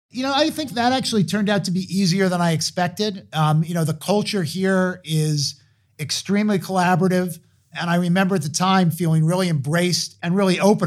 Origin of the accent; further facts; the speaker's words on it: Hartsdale, New York, United States; I grew up outside of New York City in Westchester County in Hartsdale, New York.